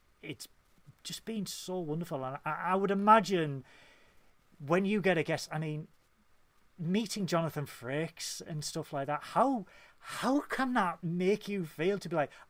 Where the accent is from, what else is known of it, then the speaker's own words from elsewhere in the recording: Hull, Yorkshire and the Humber, United Kingdom; I'm from Hull